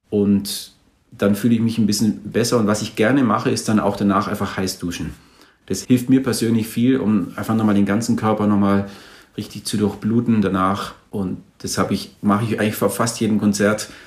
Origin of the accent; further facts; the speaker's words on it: Germany; Oh, ich bin Deutscher mit, mit deutschem Herz und liebe Österreich grundsätzlich.